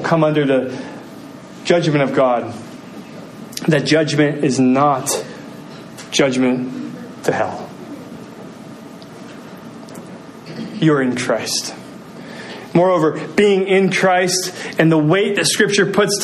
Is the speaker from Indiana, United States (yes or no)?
yes; Muncie, Indiana, United States; I grew up in Muncie, Indiana, where Bob Ross held his studio